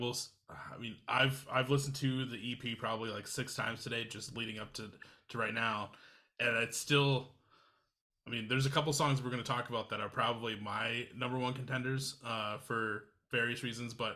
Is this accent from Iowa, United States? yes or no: yes; Iowa, United States; I grew up in Iowa